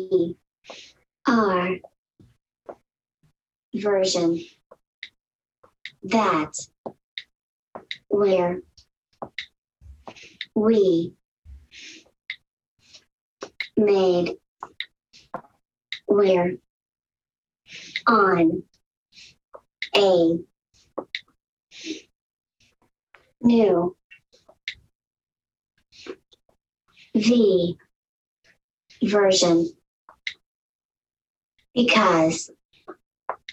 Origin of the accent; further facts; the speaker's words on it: Decorah, Iowa, United States; also born or lived in Whitewater, Wisconsin; I'm from Decorah, Iowa